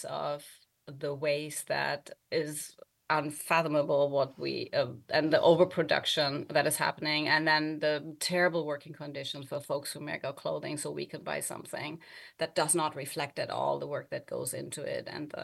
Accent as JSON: {"language": "English", "country": "Germany", "tie": "born or raised there", "second_language": "English", "moved": "yes", "said": "I also don't live in Germany, where I was born and grew up"}